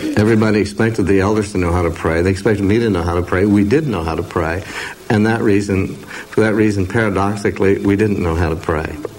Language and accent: English; Oregon, United States; glad I'm from Oregon. We don't talk that way